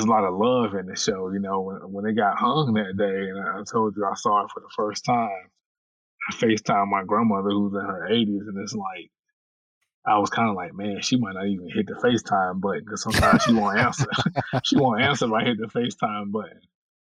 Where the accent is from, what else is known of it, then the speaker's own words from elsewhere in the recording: Winston-Salem, North Carolina, United States; also born or lived in Warrenton, North Carolina; my hometown in Winston-Salem